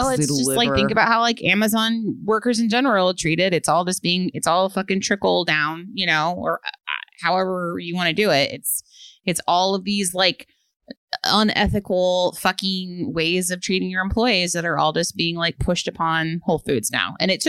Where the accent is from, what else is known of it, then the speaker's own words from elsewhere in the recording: Chicago, Illinois, United States; I'm from Chicago myself, and I've lived in Logan Square area for 5 years.